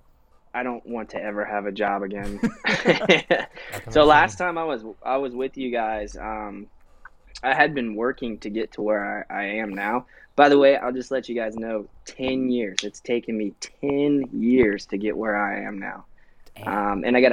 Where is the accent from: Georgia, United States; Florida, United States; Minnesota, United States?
Florida, United States; I'm from Florida